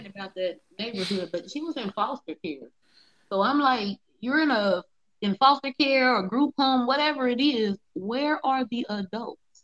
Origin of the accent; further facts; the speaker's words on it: Ohio, United States; I'm from Ohio